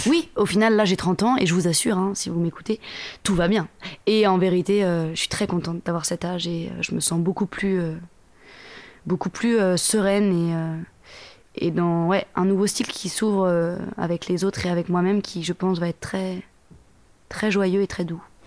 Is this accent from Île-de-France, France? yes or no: yes; Le Mée-sur-Seine, Île-de-France, France; je viens de banlieue parisienne, en Seine-et-Marne, dans le 77, donc en île de france à côté d'une ville qui s'appelle Melun. la ville d'où je viens, c'est Lemay-sur-Seine, précisément.